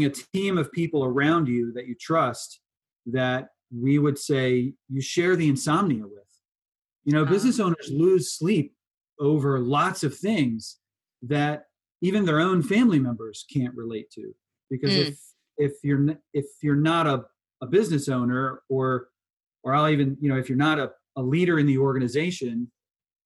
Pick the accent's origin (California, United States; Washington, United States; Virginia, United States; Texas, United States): Virginia, United States; Richmond; I'm from Richmond